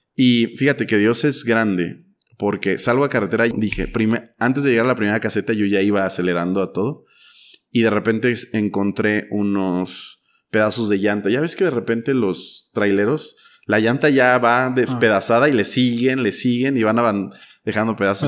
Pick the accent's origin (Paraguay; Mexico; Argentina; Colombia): Mexico; como mexicano